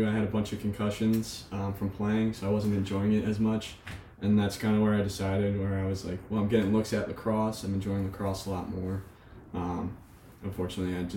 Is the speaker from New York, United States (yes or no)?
no; Merrimack, New Hampshire, United States; now in Frederick, United States; I'm from Merrimack, New Hampshire